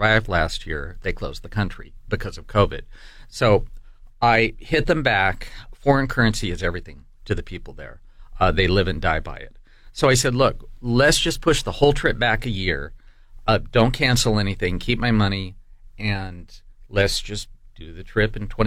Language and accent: English; United States; I was from the United States